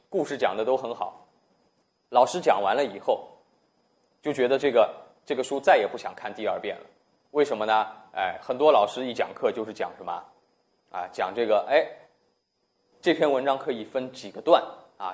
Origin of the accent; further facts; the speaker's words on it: China; 我们中国人